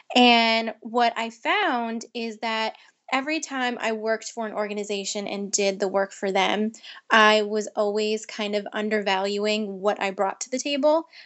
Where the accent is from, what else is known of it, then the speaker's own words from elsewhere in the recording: Long Island, New York, United States; I grew up in Long Island, New York